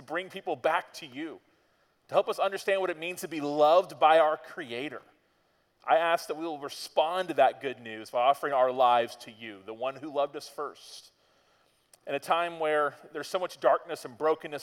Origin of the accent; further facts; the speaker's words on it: Florida, United States; We're from Florida